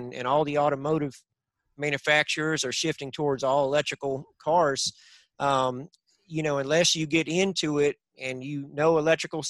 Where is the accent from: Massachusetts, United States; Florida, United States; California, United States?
Florida, United States; Northeast; On the farm where we grew up in Northeast Florida.